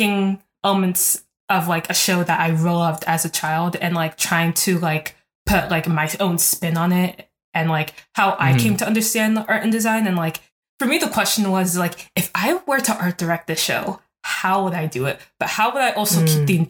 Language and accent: English; Columbus, Ohio, United States; also born or lived in Newark, New Jersey / Ghana (ancestry); Even though I grew up in Columbus, and Columbus is not a huge city, I was born in New Jersey, in like the city, like in Newark